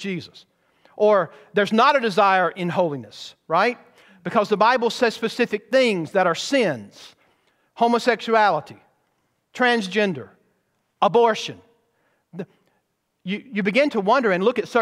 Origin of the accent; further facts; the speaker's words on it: Bowman Baptist Church, Georgia, United States; growing up in Bowman Baptist Church